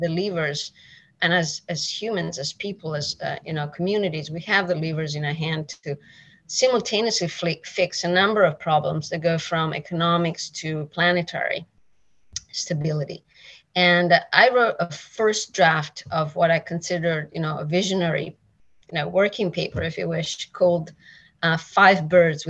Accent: Italy; moved away; I am originally from Italy. I'm Italian, like 100%

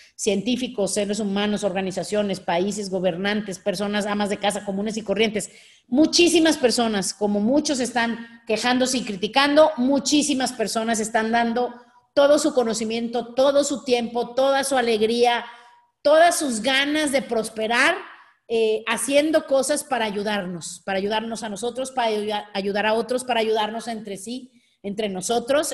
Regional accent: Mexico; Nosotros, México

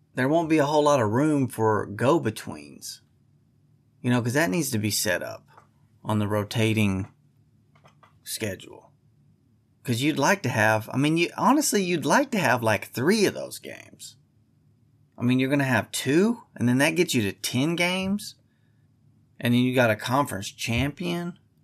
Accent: Texas, United States; I'm from Texas

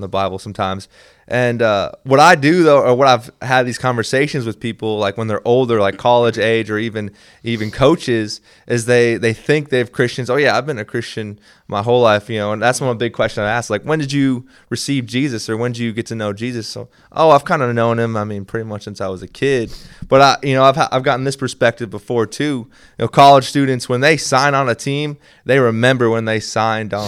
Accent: Minnesota, United States; moved away; also born or lived in Kentucky; I was raised in Minnesota

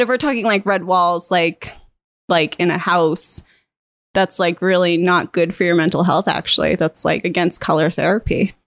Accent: Otisfield, Maine, United States; also born or lived in Boston, United States / London, United Kingdom; I grew up here in the Oxford Hills.

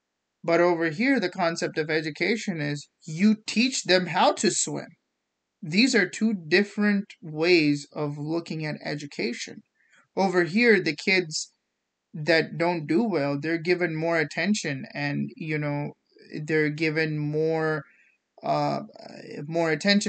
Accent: India; English is a second language; yeah, that was something that I learned coming from India that was actually very eye-opening. So growing up in India, the schooling system was very competitive.

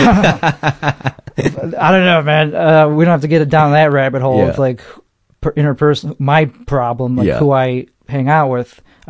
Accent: Chicago, Illinois, United States; accent: Chicago; like that I shouldn't lean into my accent

